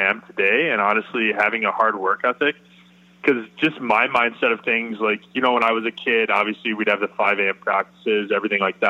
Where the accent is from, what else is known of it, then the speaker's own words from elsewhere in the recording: South County, Affton, Missouri, United States; I grew up playing in Afton's organization